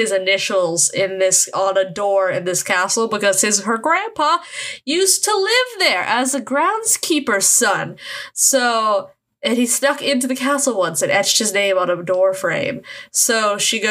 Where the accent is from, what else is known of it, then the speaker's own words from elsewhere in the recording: United States; I'm American